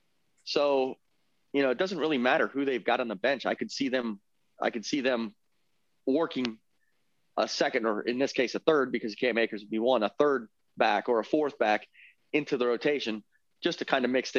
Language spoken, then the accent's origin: English; Tampa, Florida, United States; moved away; I have a friend of mine that I grew up with in Tampa.